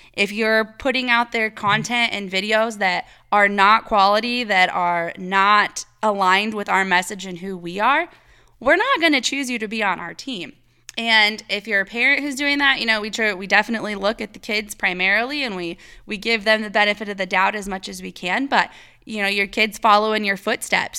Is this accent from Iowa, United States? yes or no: yes; Iowa, United States; moved away; I'm from Iowa and I lived in the cornfields and all of that forever